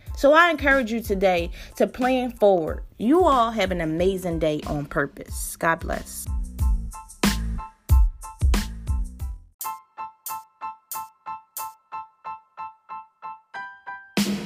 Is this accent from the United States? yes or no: yes; Philadelphia, Pennsylvania, United States; when I grew up in North Philly, in my neighborhood, the pools were crowded.